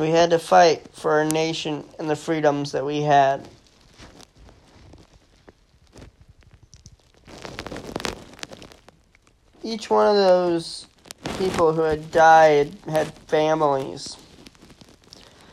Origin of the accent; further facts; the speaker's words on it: United States; as an American